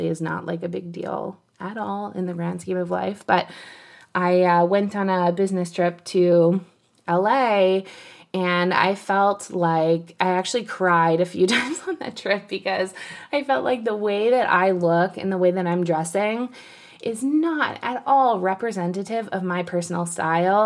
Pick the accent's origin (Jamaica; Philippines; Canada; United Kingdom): Canada; I'm Canadian